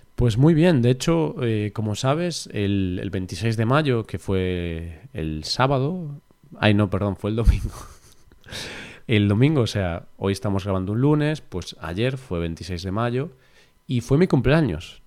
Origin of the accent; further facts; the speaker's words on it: Vigo, Galicia, Spain; el Celta, pues, es mi ciudad y mi familia, todas del Celta